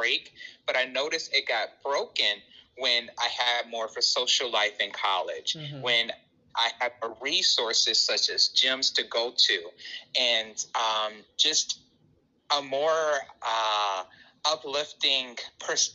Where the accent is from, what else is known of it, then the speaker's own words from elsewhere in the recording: Chicago, Illinois, United States; I am born and raised in Chicago